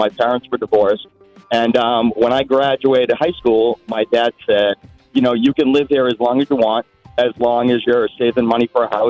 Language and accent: English; Reading, Massachusetts, United States; also born or lived in Salem, Massachusetts; we grew up in Reading, and then I bought my house in Salem, Mass.